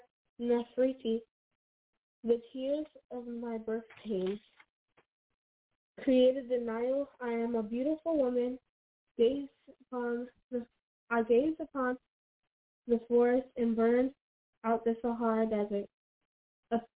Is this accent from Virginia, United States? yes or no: yes; Chesterfield, Virginia, United States; I'm from Chesterfield, Virginia